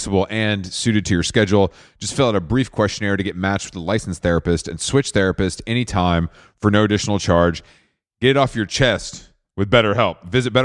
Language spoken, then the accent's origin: English; Atlanta, Georgia, United States; I was BNR'd in Atlanta, Georgia.